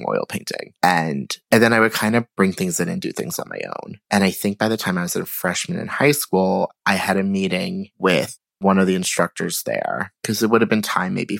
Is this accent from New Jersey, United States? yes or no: no; Cold Spring Harbor, New York, United States; Grew up on Long Island.